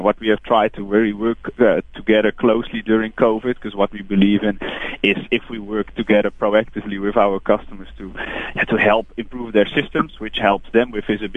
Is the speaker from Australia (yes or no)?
no; Netherlands; English is a second language; moved away as an adult; now in South Africa; I'm from the Netherlands, but I moved to this beautiful country 5 years ago. Can't get rid of the accent.